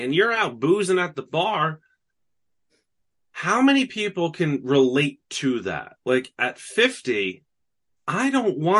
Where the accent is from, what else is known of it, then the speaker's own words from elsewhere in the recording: upstate New York, United States; moved away as an adult; now in New York City, United States; I'm not from New York City. Everybody thinks I am just because of the way I talk. I've been here for over a decade. It's like, this is just who I am. And I always spent a lot of time here as a kid. But I'm from upstate New York.